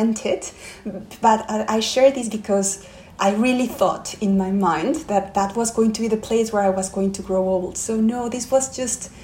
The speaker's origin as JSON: {"language": "English", "region": "Mexico City", "country": "Mexico", "also_born_or_lived": "Brazil", "moved": "as an adult", "lives_now": "London, United Kingdom", "said": "I'm from Mexico City"}